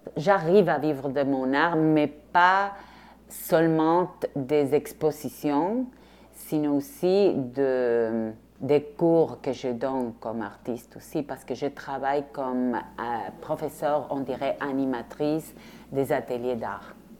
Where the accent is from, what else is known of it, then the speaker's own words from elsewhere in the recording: Rosario, Santa Fe, Argentina; French is a second language; now in Quebec, Canada; Je viens de l'Argentine, mais pas de Buenos Aires. Je viens de Rosario, la deuxième ville en Argentine